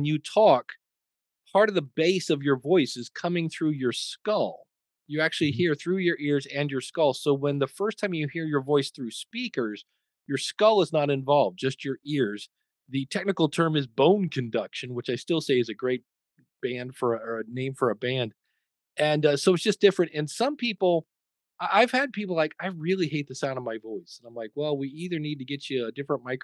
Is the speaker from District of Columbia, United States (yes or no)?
no; Akron, Ohio, United States; my hometown, Akron, Ohio